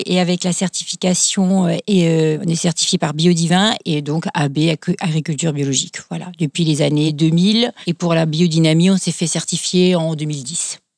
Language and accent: French; Kaysersberg, Grand Est, France; je suis native de Kaisersberg qui est un, petit village euh, très sympathique euh, au demeurant, qui se trouve donc au pied du Schlossberg